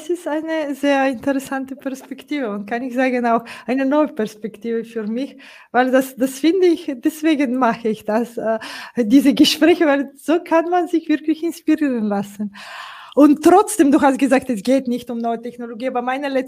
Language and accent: German; Bulgaria; ich komme aus Bulgarien, äh